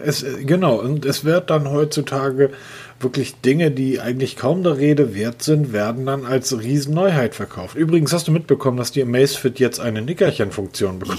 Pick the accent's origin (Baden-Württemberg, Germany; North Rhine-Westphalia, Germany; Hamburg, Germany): Hamburg, Germany; Als Hamburger